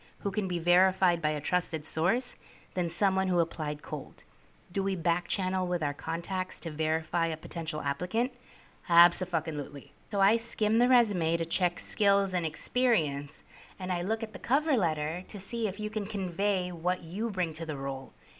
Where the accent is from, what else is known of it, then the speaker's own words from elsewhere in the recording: New York City, New York, United States; also born or lived in Philippines; I am an immigrant. I grew up in New York City